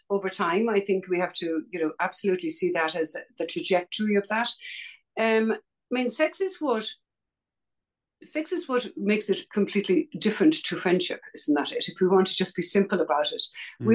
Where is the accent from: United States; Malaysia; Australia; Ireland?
Ireland; Dublin, Leinster; I grew up in Dublin, Ireland